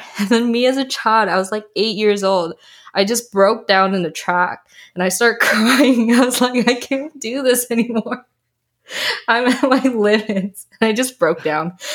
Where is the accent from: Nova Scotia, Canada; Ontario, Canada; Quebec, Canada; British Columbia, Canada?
British Columbia, Canada; also born or lived in Malaysia / Taiwan; I was born in Malaysia. Um, I was bred very briefly in Taiwan, but for most of my adulthood and, I guess, adolescent, I was raised in Canada